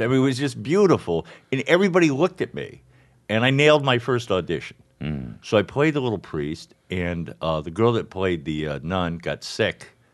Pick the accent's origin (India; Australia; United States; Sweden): United States; Miami, Florida; born or raised there; also born or lived in St. Louis